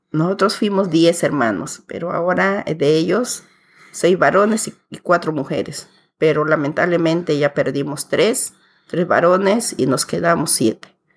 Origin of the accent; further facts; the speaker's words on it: Pucallpa, Ucayali, Peru; also born or lived in Curimaná, Peru; yo nací en un pueblo que se llama Curimaná, que ahora ya es un distrito que está en pleno desarrollo que está ubicada en la provincia de Padre Abad y a 92 kilómetros de la ciudad de Pucallpa, donde yo vivo. Allí crecí hasta los 11 años